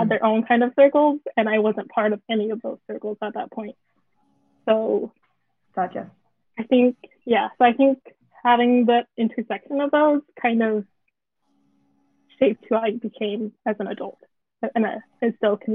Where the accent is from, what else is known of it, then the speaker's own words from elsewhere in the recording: Philippines; like being queer and being Filipino.